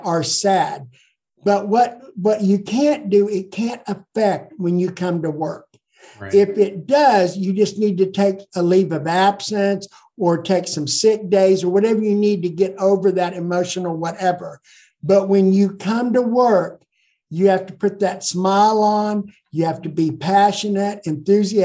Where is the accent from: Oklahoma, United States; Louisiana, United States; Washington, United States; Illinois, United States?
Oklahoma, United States; Ponca City; also born or lived in Blackwell, Oklahoma; I grew up here. I was well known